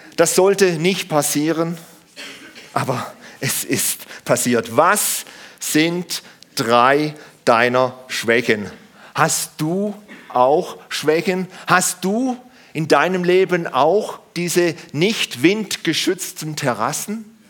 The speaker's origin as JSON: {"language": "German", "country": "Germany", "said": "wir Deutschen, wir Deutschen"}